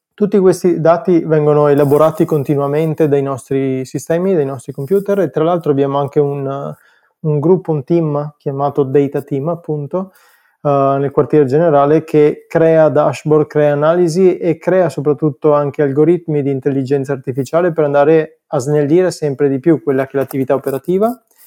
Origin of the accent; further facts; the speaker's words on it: Cittadella, Veneto, Italy; Cittadella che è il mio paesino